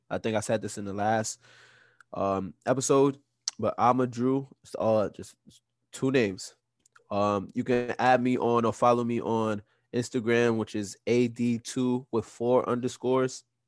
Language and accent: English; New York, United States; we from New York. We're all from New York.